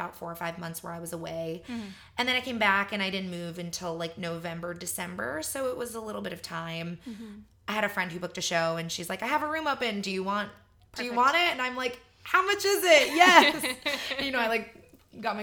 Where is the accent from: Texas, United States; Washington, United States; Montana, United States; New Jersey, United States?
New Jersey, United States; Marlboro; I grew up in Marlboro, New Jersey, just about 45 minutes to an hour outside of New York City